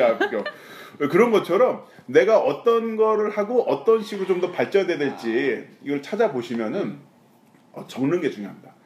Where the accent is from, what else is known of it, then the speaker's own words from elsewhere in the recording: Pyeongtaek, Gyeonggi Province, South Korea; 평택 송탄 지나갈 때 저희 본가 옆에 지나가요